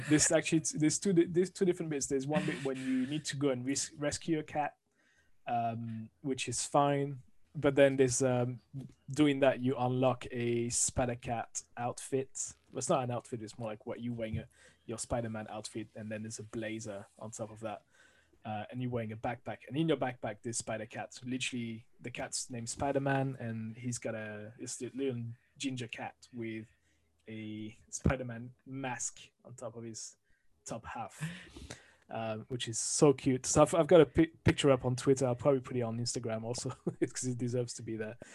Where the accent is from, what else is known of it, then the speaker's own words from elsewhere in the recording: France; accent: French; English is a second language; moved away as an adult; now in London, United Kingdom; I'm originally from France, as you can hear from the accent. Moved to the UK, to London 20 years ago